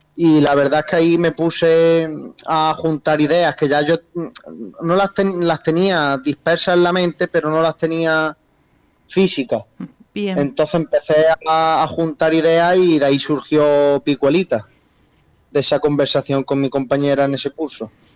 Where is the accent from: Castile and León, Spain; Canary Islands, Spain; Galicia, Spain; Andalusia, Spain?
Andalusia, Spain; Jaén; los dos somos de Jaén